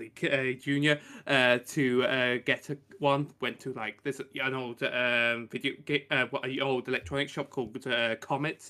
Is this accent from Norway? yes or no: no; United Kingdom; I come from the Great P, um, Island of Blighty, like Rick does